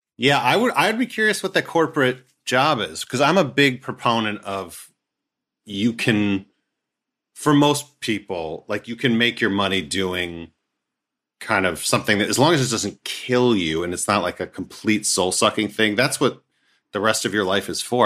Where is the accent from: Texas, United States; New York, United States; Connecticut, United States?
New York, United States; Scarsdale; I'm from, uh, Scarsdale.